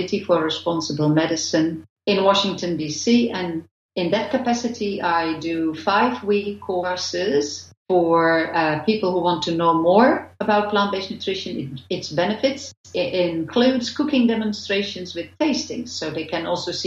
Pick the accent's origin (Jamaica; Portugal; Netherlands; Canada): Netherlands; moved away as an adult; now in Australia; I'm originally from the Netherlands. And in 2000, we moved with the whole family, so with 3 children, to Australia